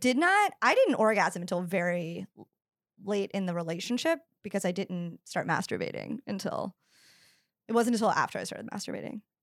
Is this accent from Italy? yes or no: no; the South, United States; I grew up in the South